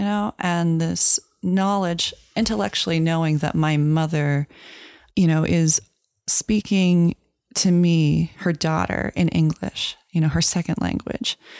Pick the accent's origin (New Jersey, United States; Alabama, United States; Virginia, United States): Virginia, United States; moved away as an adult; also born or lived in Florida / New England / New York; I was raised in Virginia, so that's the place where I consider home when I think of home